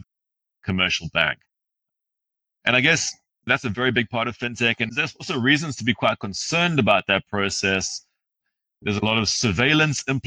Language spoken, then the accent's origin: English; South Africa; also born or lived in Zimbabwe; my family's from Zimbabwe. I grew up in South Africa, but I've spent a lot of time in Zimbabwe